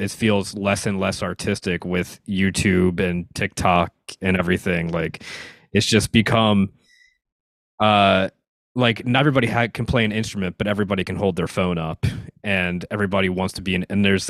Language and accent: English; Philadelphia, Pennsylvania, United States